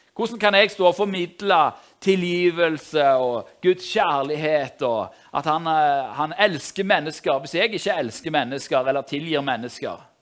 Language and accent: Norwegian; Norway; jeg er jo nordmann, jeg òg